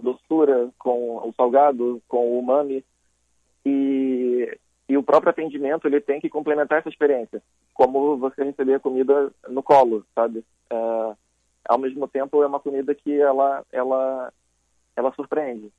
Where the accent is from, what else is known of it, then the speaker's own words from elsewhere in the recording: Rio de Janeiro, Brazil; moved away as an adult; Eu sou carioca, é, nascido em Botafogo, criado na Zona Sul